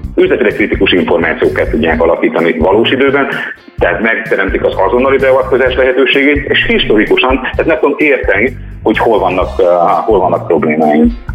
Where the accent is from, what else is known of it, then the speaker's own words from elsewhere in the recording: Hungary; magyarok vagyunk